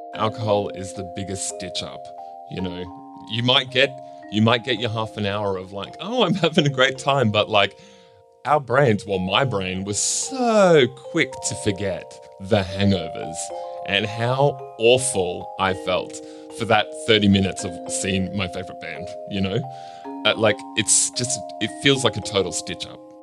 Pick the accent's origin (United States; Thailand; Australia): Australia; Cairns, Queensland; also born or lived in Darlinghurst, Sydney; now in Sydney, Australia; I grew up in Cairns in far north Queensland